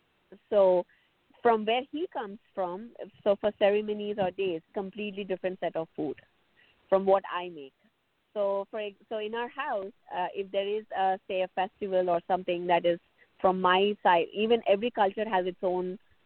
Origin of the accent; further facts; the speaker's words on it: South India, India; I come from South India